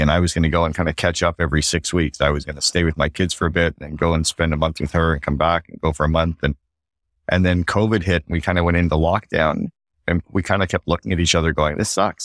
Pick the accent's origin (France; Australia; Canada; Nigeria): Canada; now in Barbados; as a Canadian